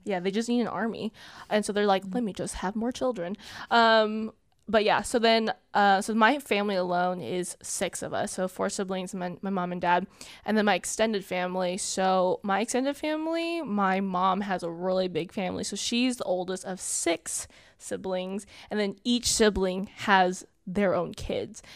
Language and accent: English; Southern California, United States; I grew up in Southern California. I am currently twenty-two, and I lived here my whole life, um, in Southern California